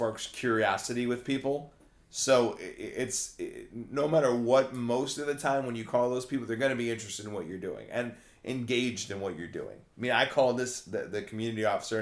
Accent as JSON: {"language": "English", "town": "Algonquin", "region": "Illinois", "country": "United States", "tie": "born or raised there", "said": "my hometown, Algonquin"}